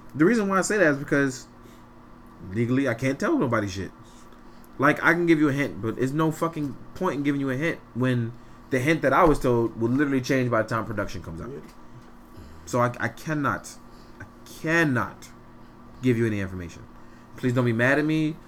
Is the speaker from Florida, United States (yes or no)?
no; New York City, New York, United States; I'm from Fort Greene, Brooklyn. I grew up in in what is called now the worst neighborhood in five boroughs